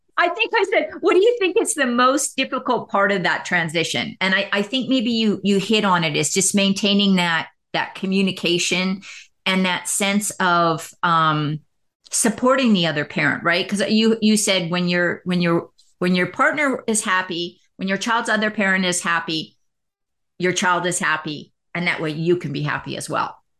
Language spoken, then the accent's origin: English; Canada; now in United States; I'm from Canada, but working in the United States.